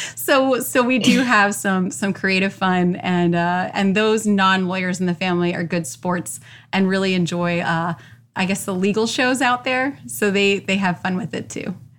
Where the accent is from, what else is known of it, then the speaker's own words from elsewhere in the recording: Orlando, Florida, United States; I born and raised in Orlando.